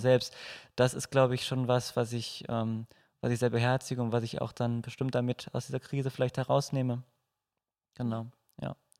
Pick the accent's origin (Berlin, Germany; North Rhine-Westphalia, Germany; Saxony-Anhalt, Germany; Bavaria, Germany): North Rhine-Westphalia, Germany; Moers; Ich komme auch aus Mörs